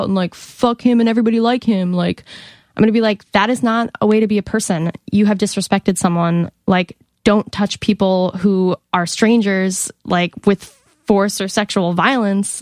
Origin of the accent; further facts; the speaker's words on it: Monument, Colorado, United States; I'm from Colorado